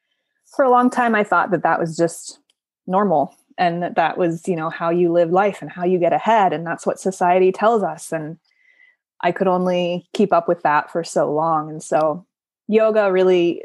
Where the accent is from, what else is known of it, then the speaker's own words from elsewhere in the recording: Cleveland, Ohio, United States; moved away as an adult; also born or lived in Boulder, Colorado; I grew up in Northeast Ohio in suburban Cleveland, Ohio